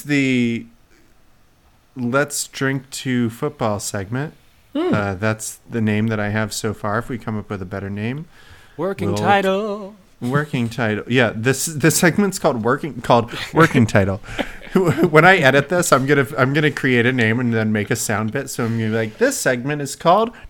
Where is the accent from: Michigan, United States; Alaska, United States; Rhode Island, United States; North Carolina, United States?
North Carolina, United States; me being from North Carolina